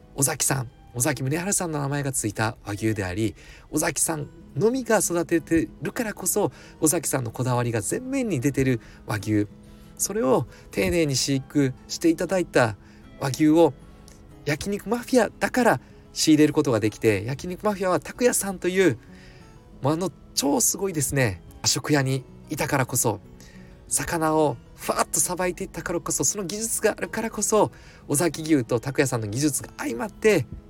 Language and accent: Japanese; Mie, Japan; 私三重県出身